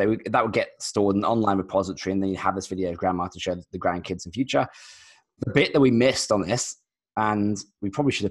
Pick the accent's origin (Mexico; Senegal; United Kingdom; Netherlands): United Kingdom; London; moved away as an adult; now in Australia; So I'm actually British originally. So I'm a designer from London. And I moved to Australia maybe 10 years ago, mostly to surf, I'll be honest.